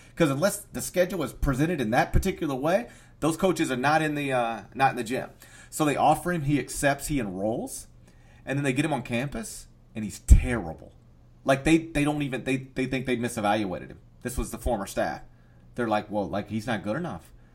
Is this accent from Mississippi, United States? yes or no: yes; North Mississippi, United States; I'm from North Mississippi.